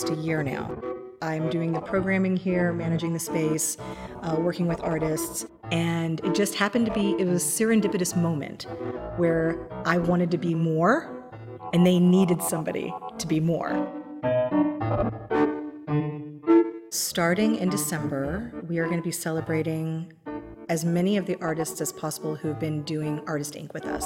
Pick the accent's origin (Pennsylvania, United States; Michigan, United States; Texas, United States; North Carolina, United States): Texas, United States; Central; moved away as an adult; also born or lived in Philadelphia; now in Wichita, United States; I grew up in Central Texas